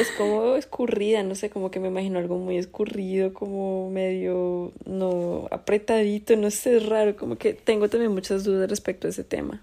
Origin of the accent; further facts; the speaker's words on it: Colombia; yo soy de Colombia.